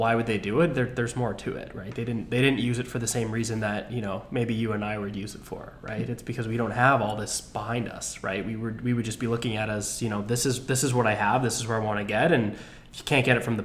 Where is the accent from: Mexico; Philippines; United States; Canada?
Canada; I'm Canadian